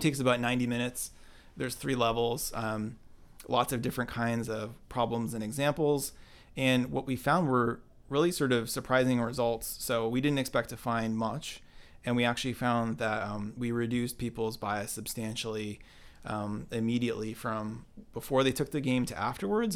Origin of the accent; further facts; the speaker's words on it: Binghamton, New York, United States; now in Cambridge, United States; Binghamton, New York, and grew up there.